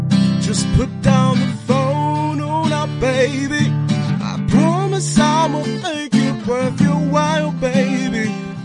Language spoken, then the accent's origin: English; Nelspruit, Mpumalanga, South Africa; now in Johannesburg, South Africa; I'm from Nelspruit in Mpumalanga.